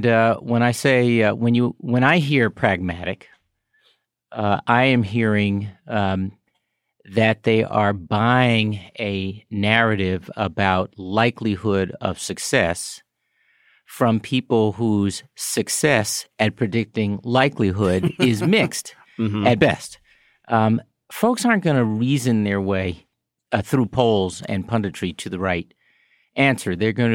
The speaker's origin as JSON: {"language": "English", "town": "Chicago", "region": "Illinois", "country": "United States", "tie": "born or raised there", "said": "the experience of growing up on the South Side of Chicago with other Black people and that I had and neighborhoods like it"}